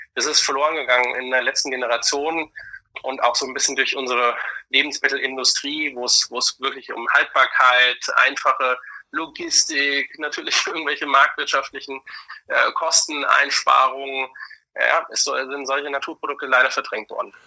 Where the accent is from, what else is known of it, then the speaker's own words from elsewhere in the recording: Germany; bei uns in Deutschland im Land des Sauerkrauts, wir werden ja weltweit die Krauts genannt